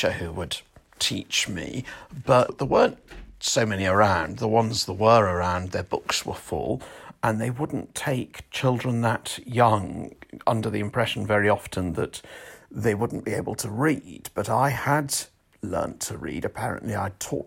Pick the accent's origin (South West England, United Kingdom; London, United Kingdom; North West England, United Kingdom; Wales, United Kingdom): South West England, United Kingdom; Weymouth; my hometown of Weymouth